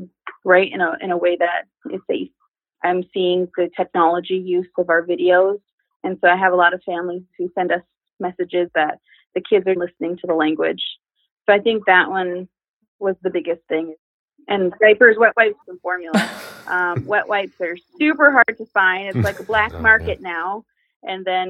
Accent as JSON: {"language": "English", "area": "Lower Sioux Indian Community", "region": "Minnesota", "country": "United States", "said": "I'm from Where They Paint the Trees Red, also known as the Lower Sioux Indian Community"}